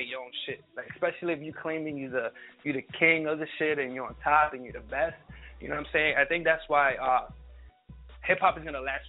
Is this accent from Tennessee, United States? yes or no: no; Jersey City, New Jersey, United States; I'm from New Jersey, Jersey City, 401